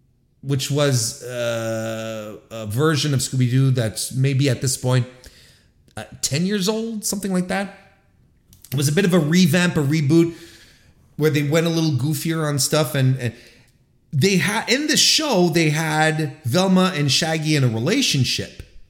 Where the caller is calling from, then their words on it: Canada; my hometown of Toronto, Ontario, Canada.